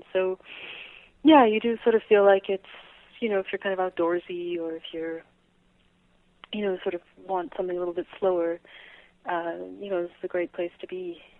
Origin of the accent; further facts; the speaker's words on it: Calgary, Alberta, Canada; moved away as an adult; now in Victoria, Canada; I was born in Calgary in Alberta, which is obviously the next province over, and just came out here to go to do an undergraduate degree in writing, and kind of have been here ever since, on and off.